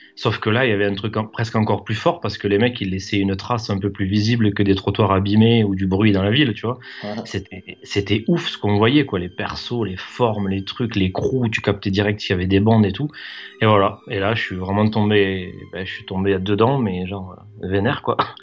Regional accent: Toulouse, Occitania, France; je suis toulousain, je suis né, je suis né ici.

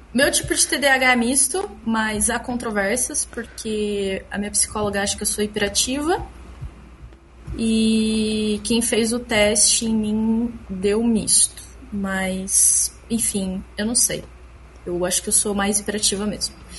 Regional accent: Bauru, São Paulo, Brazil; moved away as an adult; now in São Paulo, Brazil; eu sou de Bauru, interior de São Paulo. Vim para São Paulo para fazer é, pós-graduação

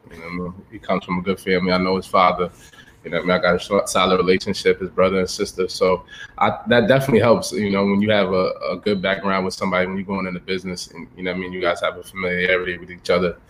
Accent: Ithaca, New York, United States; also born or lived in Harlem, New York City; All right, so I'm from New York. My mother, she lives in upstate New York, Ithaca, New York. So I lived there half my life. And then my father, he lived in New York City in Harlem. So I was always going back and forth.

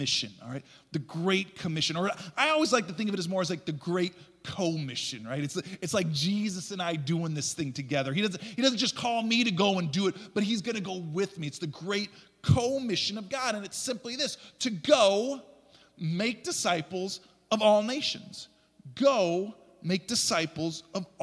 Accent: Chicago, Illinois, United States; moved away as an adult; also born or lived in Naperville, Illinois / rural Indonesia; From suburban Chicago, where we both had grown up in the fast-paced craziness of that life

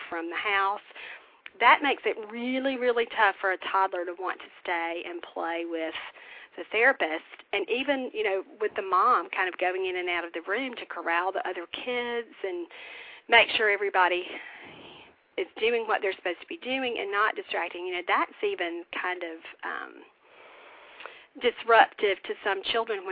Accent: the South, United States; growing up in the South

